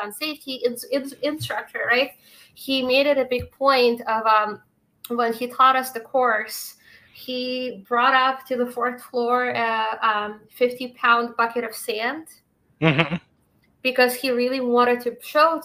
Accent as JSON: {"language": "English", "region": "Moscow", "country": "Russia", "tie": "born or raised there", "moved": "yes", "lives_now": "Massachusetts, United States", "said": "I grew up in Moscow"}